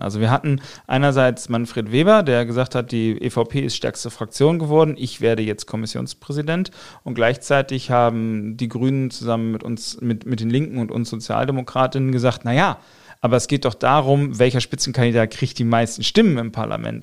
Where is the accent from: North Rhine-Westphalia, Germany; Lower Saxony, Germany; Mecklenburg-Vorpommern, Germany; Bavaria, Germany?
Lower Saxony, Germany; Buxtehude; also born or lived in Otterndorf / Osnabrück; ich bin 85 in Otterndorf geboren, dann bin ich in Buxtehude aufgewachsen